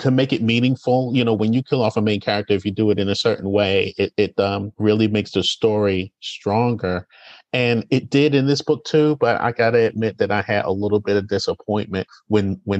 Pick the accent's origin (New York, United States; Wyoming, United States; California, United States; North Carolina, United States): New York, United States; New York City; Being born and raised in Brooklyn